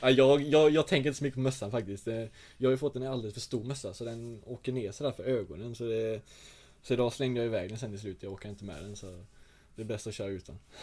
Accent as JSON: {"language": "Swedish", "town": "Rödeby", "region": "Blekinge", "country": "Sweden", "tie": "born or raised there", "said": "jag kommer inte från Rödeby utan jag kommer från en liten, liten by utanför Rödeby"}